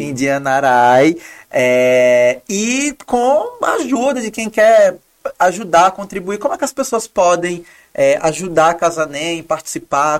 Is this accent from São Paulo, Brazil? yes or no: no; Maceió, Alagoas, Brazil; accent: Alagoan; moved away as an adult; now in Rio de Janeiro, Brazil; meu sotaque é alagoano